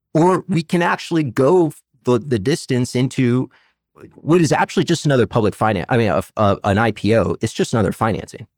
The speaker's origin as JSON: {"language": "English", "town": "Arlington", "region": "Virginia", "country": "United States", "tie": "born or raised there", "said": "I'm actually a native of this area. I grew up in Arlington, Virginia."}